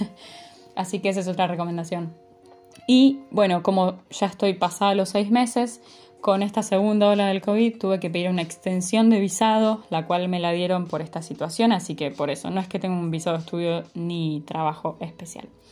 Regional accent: Buenos Aires, Argentina; moved away as an adult; nací en la Ciudad Autónoma de Buenos Aires, en Argentina, y viví toda mi vida ahí.

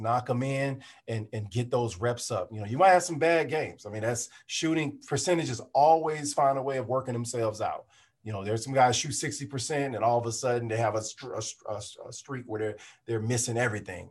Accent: Peoria, Illinois, United States; I'm from Peoria, Illinois

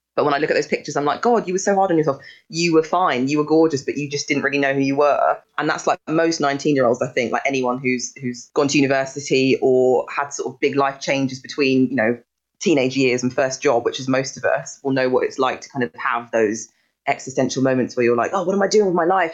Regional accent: Sutton, London, United Kingdom; I've been isolating in my house where I grew up in Sutton.

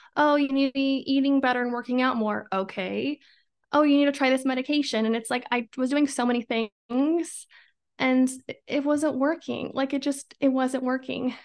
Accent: Idaho, United States; I'm from Idaho, born and raised

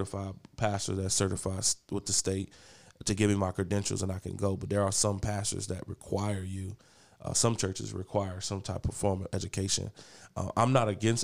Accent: East Cleveland, Ohio, United States; I grew up in East Cleveland

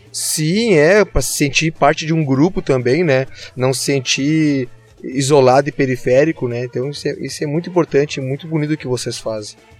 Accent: Gravataí, Rio Grande do Sul, Brazil; eu que tô coladinho em vocês aqui, eu sou de Gravataí

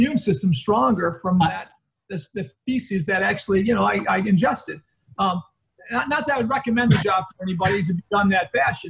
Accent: northern Illinois, United States; born or raised there

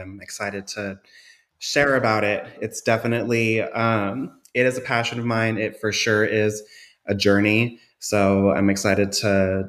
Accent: South Dakota, United States; also born or lived in California / Washington / Oregon; Yeah. So I am not a DFW native. I'm not from Texas. I am originally from the Midwest, from South Dakota. I've had quite the nomadic upbringing. I spent most of my years in the Bay Area in California, but I've also hopped around to Washington and Oregon.

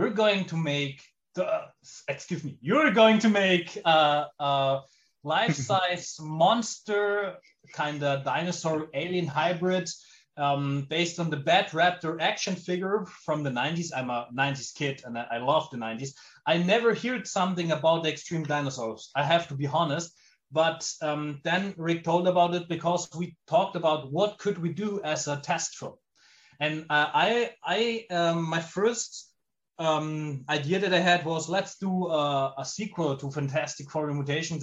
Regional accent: Germany; I'm an Italian movie director born and living in Germany.

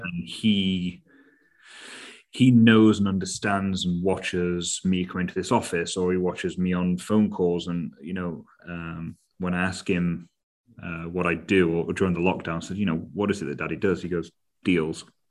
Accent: United Kingdom; As Brit, as Brits, we are much more reserved and cautious

